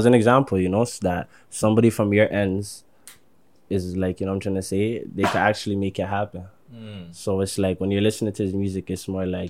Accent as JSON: {"language": "English", "town": "Toronto", "region": "Ontario", "country": "Canada", "said": "I'm from Olive. I'm trying to say it's in Rexdale, but I don't claim Rex."}